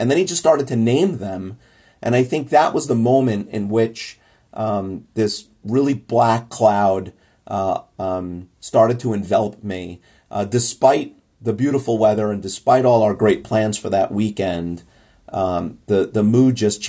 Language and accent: English; New York, United States; as a New Yorker, as someone who lives in the Northeast, we kind of have some rough winters